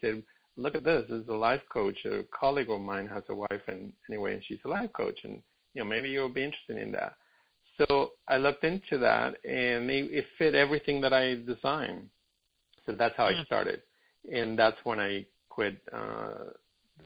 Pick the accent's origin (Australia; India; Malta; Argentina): Argentina; now in Los Angeles, United States; I'm in Brazil, but I live in L.A. I'm from Argentina originally